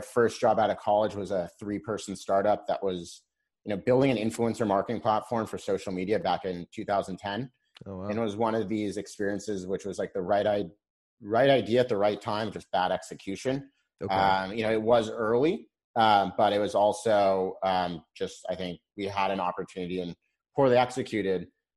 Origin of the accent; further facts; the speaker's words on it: Laguna Beach, California, United States; moved away as an adult; also born or lived in Boston; I grew up in Laguna Beach